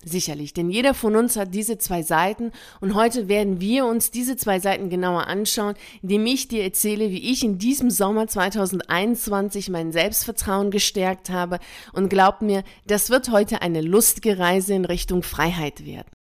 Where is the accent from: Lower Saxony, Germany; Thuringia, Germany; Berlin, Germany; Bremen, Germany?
Bremen, Germany; Ich bin in Bremen aufgewachsen.